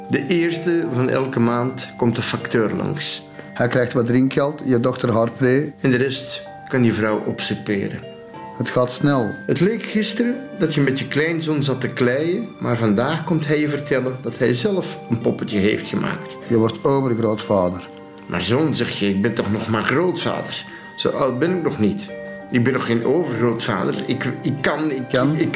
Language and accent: Dutch; Antwerp, Belgium; Ik ben geboren getogen in Antwerpen